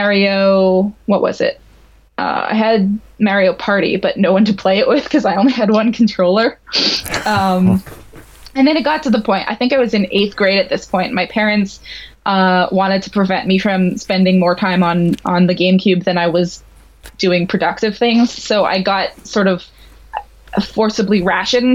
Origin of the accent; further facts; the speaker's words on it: Montreal, Quebec, Canada; I grew up in Montreal in Canada